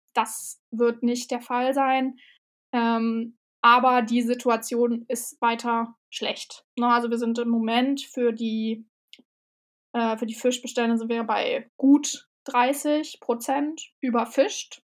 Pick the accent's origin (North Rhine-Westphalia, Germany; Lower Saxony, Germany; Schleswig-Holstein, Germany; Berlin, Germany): Berlin, Germany; also born or lived in Hamburg; now in Bremen, Germany; Also ich bin in Berlin geboren und groß geworden und habe in Hamburg gelebt, jetzt lebe ich in Bremen.